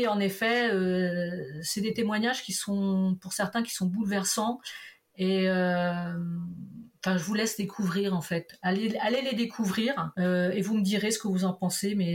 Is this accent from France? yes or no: no; Portugal; on la comprend très bien, surtout quand on est portugais, on, arrive bien à la comprendre.